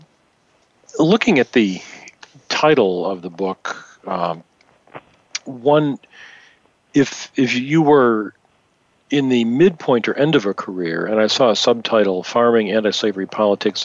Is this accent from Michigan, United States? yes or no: yes; Michigan, United States; I grew up in Michigan